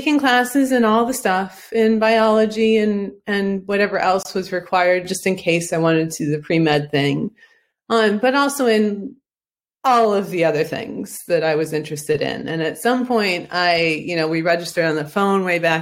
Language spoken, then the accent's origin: English; Ohio, United States; I'm from Ohio